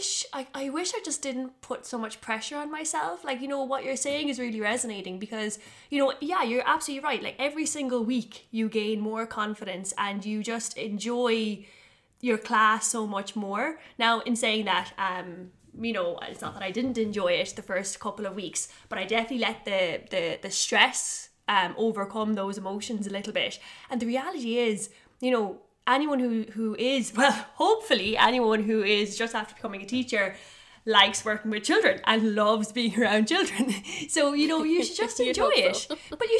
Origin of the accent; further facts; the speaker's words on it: Tipperary, Munster, Ireland; I'm from Tipperary.